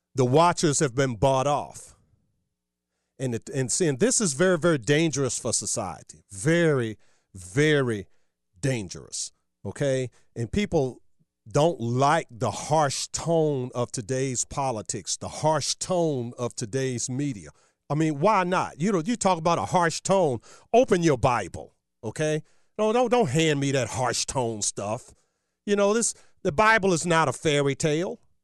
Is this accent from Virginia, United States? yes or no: yes; Virginia, United States; my home state of, uh, Virginia